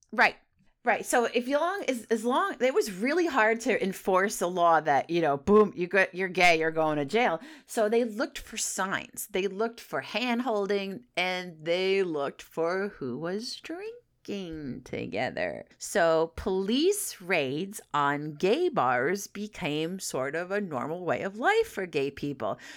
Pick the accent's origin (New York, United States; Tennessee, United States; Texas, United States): New York, United States; upstate; accent: New York City; moved away; I am from New York, and I grew it up grew up upstate New York, and then I moved to be a funeral director to New York City.